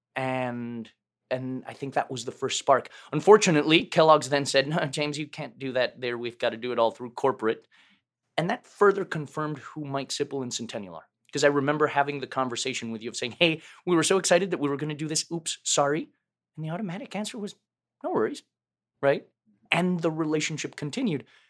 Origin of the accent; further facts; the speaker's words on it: Mexico City, Mexico; moved away; I was born and raised in Mexico City